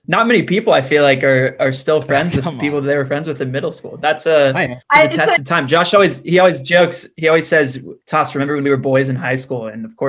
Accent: Dallas, Texas, United States; moved away as an adult; now in Los Angeles, United States; I'm 25 and from Dallas

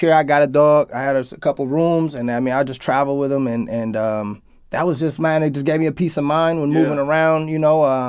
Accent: Oakland, California, United States; moved away as an adult; also born or lived in Washington; now in Los Angeles, United States; I moved from Washington, I came back to the Bay, but I was like, I don't want to go back to Oakland

